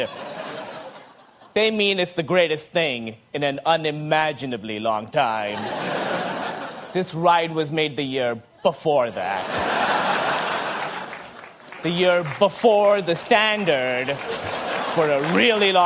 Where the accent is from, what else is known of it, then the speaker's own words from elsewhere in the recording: Pakistan; moved away; I grew up in Pakistan